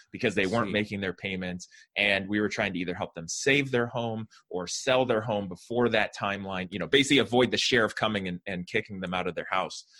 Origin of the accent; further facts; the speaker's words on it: Fremont, California, United States; I grew up in the San Francisco Bay Area in a town called Fremont um, in California